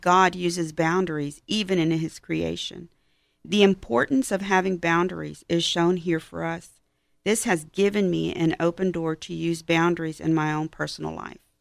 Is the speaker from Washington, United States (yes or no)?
no; Houston, Texas, United States; I am from Houston